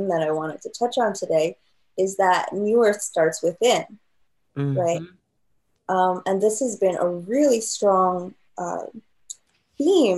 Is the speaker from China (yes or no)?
yes; China; moved away; I grew up in China